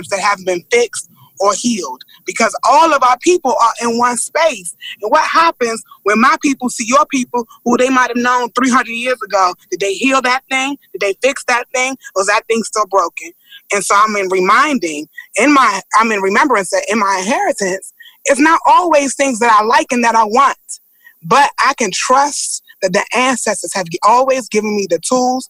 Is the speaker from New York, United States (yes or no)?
no; Washington, District of Columbia, United States; I'm born and raised in Washington, D.C.